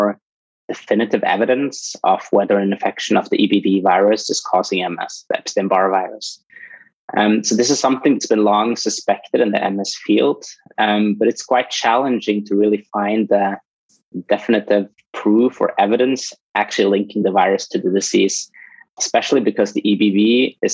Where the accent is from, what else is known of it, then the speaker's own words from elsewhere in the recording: Norway; moved away; I'm originally from Norway